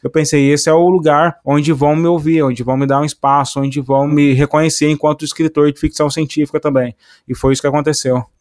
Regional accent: Cruzeiro, São Paulo, Brazil; eu nasci na divisa com Minas

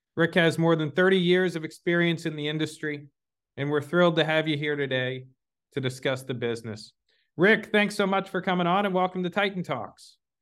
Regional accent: Dallas, Texas, United States; moved away; I'm from Dallas originally

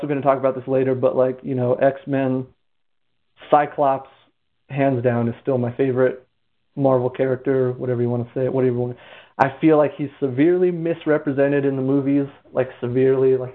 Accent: Nebraska, United States; we grew up in Nebraska, kind of a small town.

